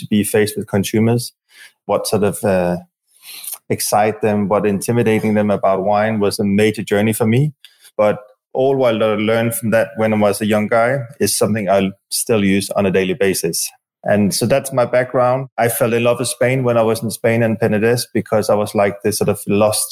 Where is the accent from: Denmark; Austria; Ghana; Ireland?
Denmark; moved away; I'm from Denmark myself